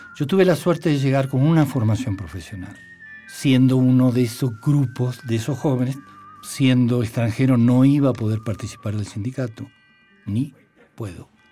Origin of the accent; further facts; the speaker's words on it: Argentina; moved away as an adult; now in Mexico; había una dictadura militar en mi país, me tuve que, ir